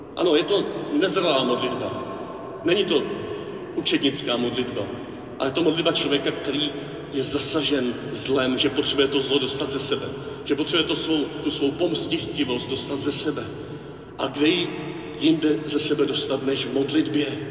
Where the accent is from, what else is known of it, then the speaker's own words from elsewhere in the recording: Czechia; Proč tam jezdíme z Čech